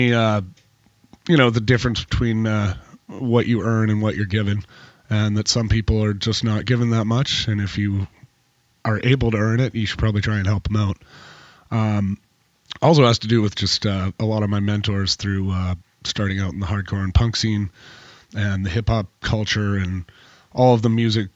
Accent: St. Albert, Alberta, Canada; also born or lived in Lethbridge, Alberta; now in Nelson, Canada; I grew up in St. Albert, just outside of Edmonton, Alberta.

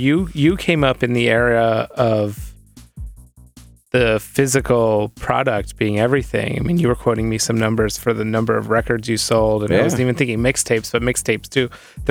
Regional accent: Pittsburgh, Pennsylvania, United States; now in New York, United States; I do remember this from growing up in Pittsburgh.

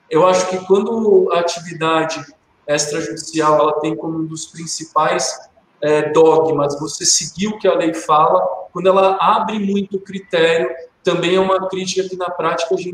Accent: Barbacena, Minas Gerais, Brazil; also born or lived in Santo Antônio do Pinhal; now in Itaquaquecetuba, Brazil; Eu pareço aquele personagem da escolinha, quando eu era criança pequena lá em Barbacena. Eu prometi que quando eu saísse de Santo Antônio, eu ia tentar não citar

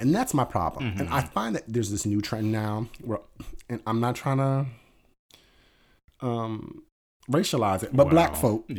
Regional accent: Philadelphia, Pennsylvania, United States; we're from Philadelphia.

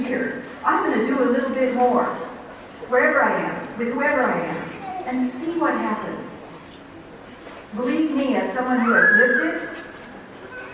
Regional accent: Seattle, Washington, United States; I was sitting in high school in Seattle and I thought, this is white man's education and I'm Indian

